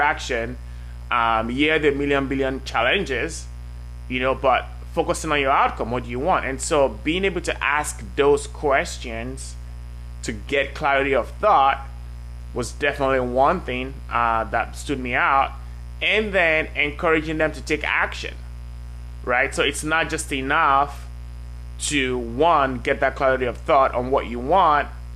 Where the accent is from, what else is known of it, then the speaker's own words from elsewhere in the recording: Nigeria; also born or lived in Norway / France / Hungary / Belgium; now in United States; So I grew up in Nigeria.